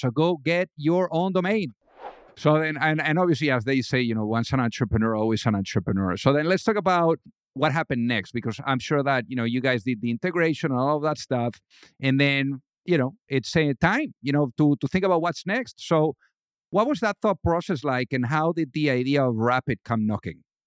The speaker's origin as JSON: {"language": "English", "town": "Madrid", "region": "Community of Madrid", "country": "Spain", "tie": "born or raised there", "said": "I was raised in Madrid"}